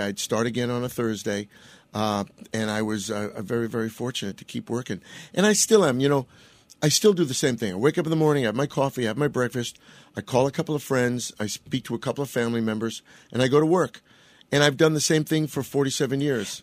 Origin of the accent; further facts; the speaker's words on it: New York, United States; I'm from New York